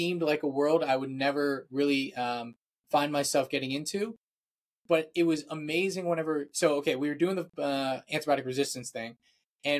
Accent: Virginia, United States; I am from Virginia, so that's the eastern coast of the US

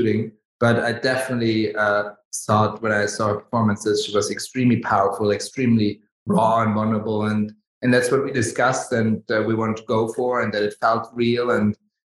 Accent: Davos, Graubünden, Switzerland; moved away; also born or lived in Germany; I grew up in Switzerland in the mountains, in Davos

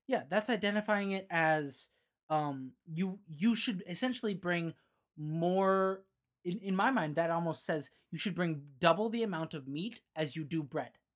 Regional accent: Phoenix, Arizona, United States; now in Boise, United States; I grew up in Phoenix

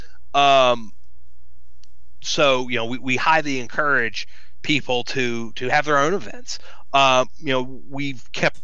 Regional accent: Deep South, United States; I am from the Deep South

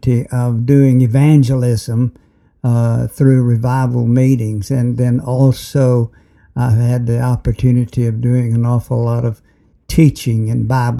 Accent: near Birmingham, Alabama, United States; I was born in near Birmingham, Alabama, in 1926.

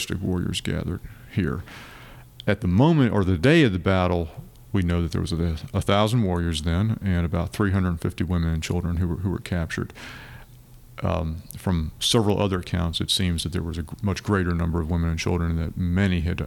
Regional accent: Auburn, Alabama, United States; I grew up in Auburn, not too far down the road from Horseshoe Bend

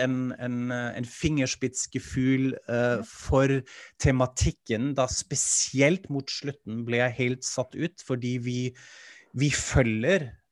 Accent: Germany; now in Norway; Jeg er tysk, jeg er vant til dette

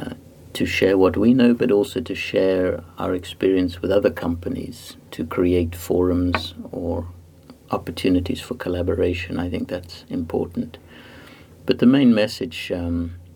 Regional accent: Zimbabwe; also born or lived in South Africa / Cambridge, United Kingdom; now in Antwerp, Belgium; And I was born in Africa, in Zimbabwe. I grew up there, and then South Africa.

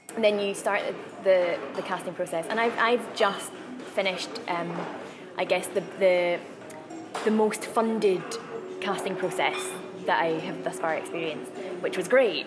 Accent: Glasgow, Scotland, United Kingdom; I'm Scottish. Um, I've lived in Glasgow since I was one

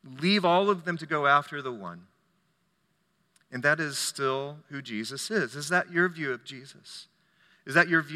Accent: United States; I'm an American

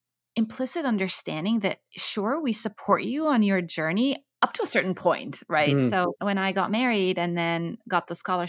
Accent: Cairo, Egypt; moved away as an adult; also born or lived in Kuwait / Abu Dhabi, United Arab Emirates; So I grew up in the Middle East. I grew up in Cairo and in Kuwait and Abu Dhabi. But then I had the opportunity to move to Cambridge University to do my PhD.

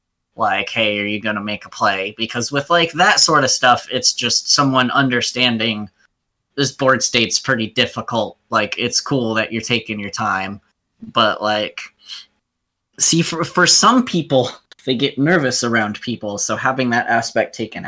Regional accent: Arizona, United States; moved away; also born or lived in Flagstaff, Arizona; when I was in Flagstaff, I was originally from Arizona

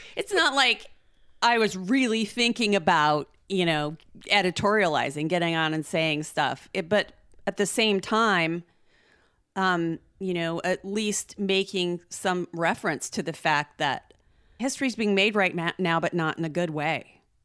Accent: United States; as an American

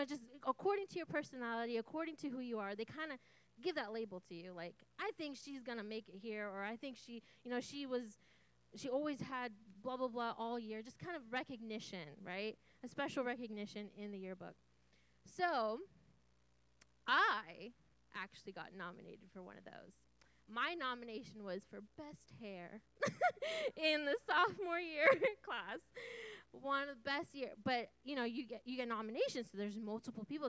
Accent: Santa Rosa, California, United States; I grew up here in Santa Rosa, born and raised.

